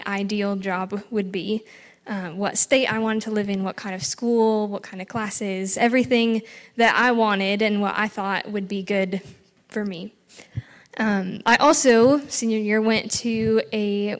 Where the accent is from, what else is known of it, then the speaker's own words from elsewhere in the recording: North Dakota, United States; moved away as an adult; also born or lived in Chadron, Nebraska / Middle East; I came here originally from North Dakota, came to CSC to get an education degree.